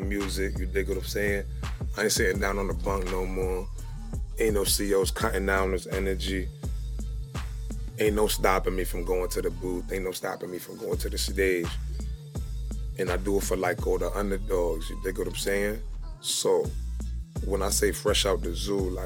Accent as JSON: {"language": "English", "country": "Jamaica", "said": "I'm Jamaican myself"}